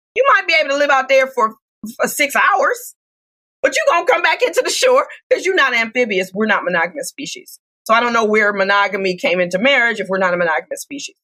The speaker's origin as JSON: {"language": "English", "town": "Detroit", "region": "Michigan", "country": "United States", "said": "I'm from Detroit, Michigan"}